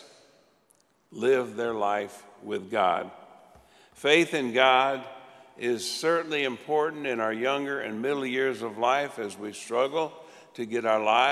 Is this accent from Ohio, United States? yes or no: no; South Florida, United States; I grew up in South Florida.